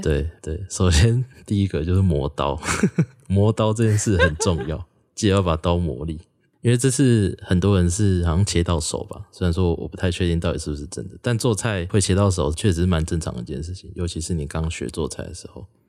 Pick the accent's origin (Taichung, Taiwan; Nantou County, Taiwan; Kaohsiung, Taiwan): Taichung, Taiwan; former Taichung County, Taiwan; 我自己是旧台中县长大的